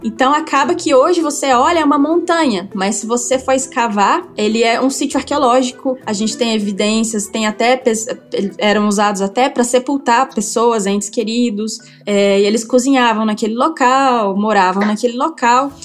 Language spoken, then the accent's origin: Portuguese; Jataí, Goiás, Brazil; eu sou da cidade de Jataí, em Goiás